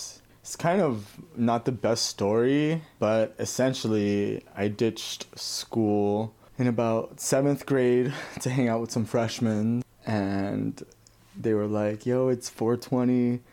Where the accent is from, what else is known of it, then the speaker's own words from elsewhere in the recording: Cathedral City, California, United States; also born or lived in East Los Angeles, California; In the Coachella Valley in Cathedral City. That's close to Palm Springs.